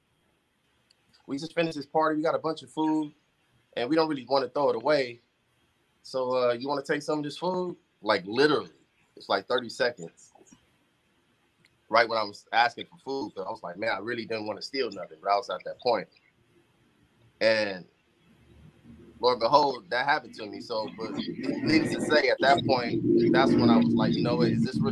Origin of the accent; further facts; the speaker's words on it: Compton, California, United States; growing up in Compton